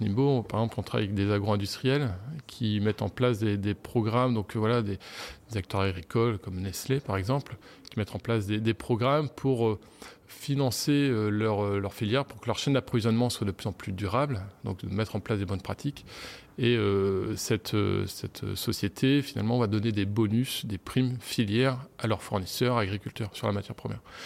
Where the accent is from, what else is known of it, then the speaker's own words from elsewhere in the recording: Lille, Hauts-de-France, France; moved away; je suis de, je suis de, de Lille, des environs de Lille.